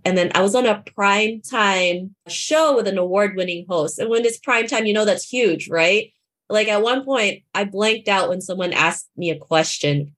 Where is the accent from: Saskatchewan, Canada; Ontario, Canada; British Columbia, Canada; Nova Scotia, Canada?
Ontario, Canada; Toronto; I grew up in Toronto, Canada